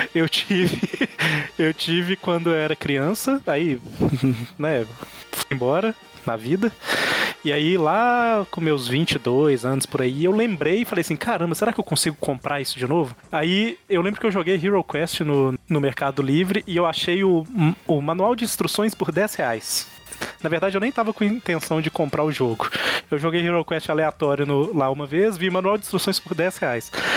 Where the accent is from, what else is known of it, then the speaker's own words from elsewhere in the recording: Minas Gerais, Brazil; eu sou mineiro